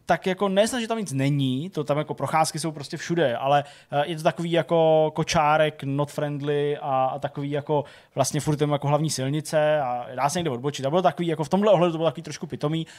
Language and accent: Czech; Plzeň, Plzeň Region, Czechia; u nás v Plzni